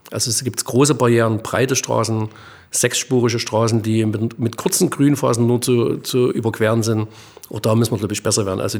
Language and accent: German; East Germany, Germany; Also ich sage mal so, jetzt bin ich Ostdeutscher und sage, beim Thema Schweden und sowas habe ich riesen Bauchschmerzen.